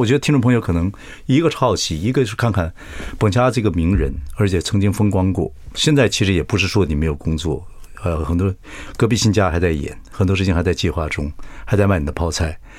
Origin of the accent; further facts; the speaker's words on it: southern Taiwan, Taiwan; 喜欢以前这个东西是都是台北人的事情嘛，跟我们南部人没有关系嘛。